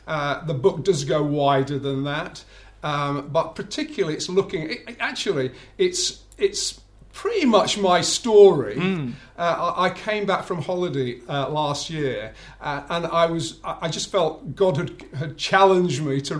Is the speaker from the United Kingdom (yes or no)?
yes; Bradford, Yorkshire and the Humber, United Kingdom; now in South England; Okay, so born and bred in Bradford in Yorkshire. Although I have to confess, I've lived down in the south for far too long now.